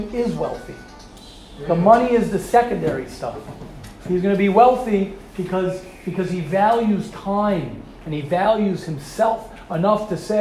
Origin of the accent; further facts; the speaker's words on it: United States; I'm an American guy